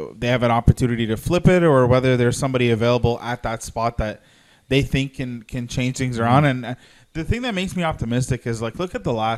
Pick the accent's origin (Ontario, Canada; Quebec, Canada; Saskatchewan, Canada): Ontario, Canada; Toronto; we're all from Toronto, just down the street